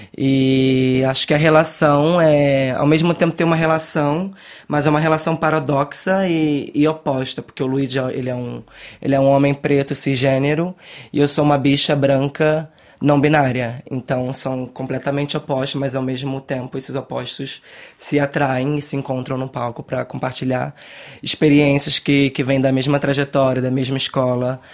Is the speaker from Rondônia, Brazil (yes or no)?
no; Rio de Janeiro, Brazil; moved away as an adult; now in Brussels, Belgium; A gente vem da favela da Maré, no Rio de Janeiro, para morar num lugar que, tipo, totalmente elitizado